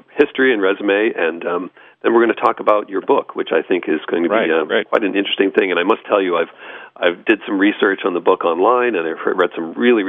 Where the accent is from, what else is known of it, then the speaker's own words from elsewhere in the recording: Lexington, Massachusetts, United States; I'm from the East Coast.